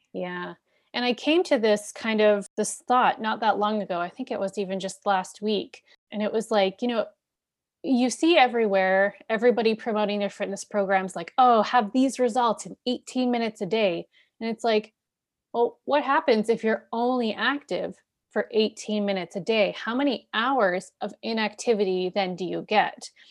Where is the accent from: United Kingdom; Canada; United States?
Canada; I'm Canadian, but, you know, we live very close to the U S